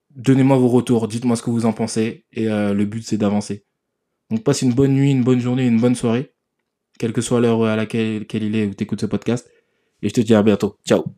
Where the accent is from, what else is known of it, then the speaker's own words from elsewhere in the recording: Sevran, Île-de-France, France; J'ai grandi à Sevran, dans le 93, pour ceux qui connaissent, dans le nord de Paris.